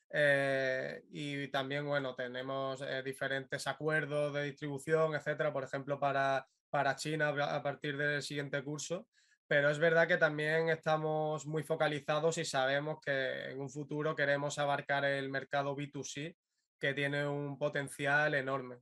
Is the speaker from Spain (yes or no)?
yes; Málaga, Andalusia, Spain; yo soy de Málaga